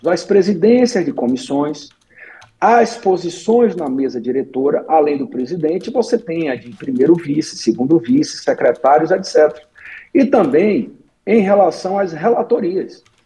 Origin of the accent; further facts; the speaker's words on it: Bahia, Brazil; Eu que sou baiano